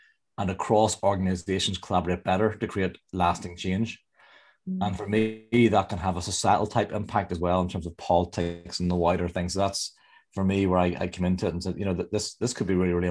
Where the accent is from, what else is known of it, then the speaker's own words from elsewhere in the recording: Northern Ireland, United Kingdom; I'm from Northern Ireland, about 20 miles south of Belfast.